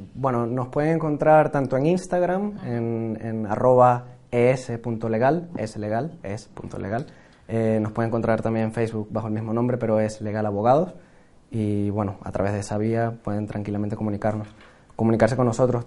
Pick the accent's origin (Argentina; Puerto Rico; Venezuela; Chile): Venezuela; now in Spain; como venezolano